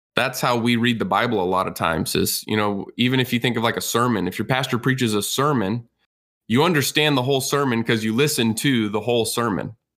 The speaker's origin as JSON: {"language": "English", "region": "Texas", "country": "United States", "tie": "born or raised there", "said": "I grew up in Texas"}